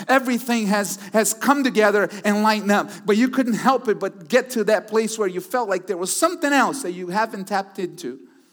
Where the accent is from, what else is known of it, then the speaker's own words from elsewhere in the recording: Brazil; also born or lived in Houston, Texas, United States; now in Connecticut, United States; Originally, I was born in Brazil, but lived in Texas for quite some time